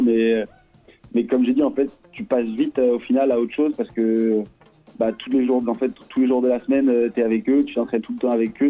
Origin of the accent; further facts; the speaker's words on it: Lorient, Brittany, France; moved away as an adult; also born or lived in Plouzané / Rennes; J'ai fait 11 ans à Lorient jusqu'à jusqu'à mes 18 jusqu'à mes 18 ans